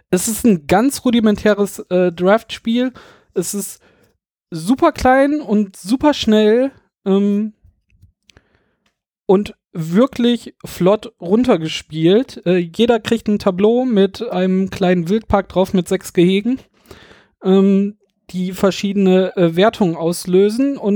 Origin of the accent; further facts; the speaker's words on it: Düsseldorf, North Rhine-Westphalia, Germany; Wir kommen ja hier aus Düsseldorf, da sind wir auf jeden Fall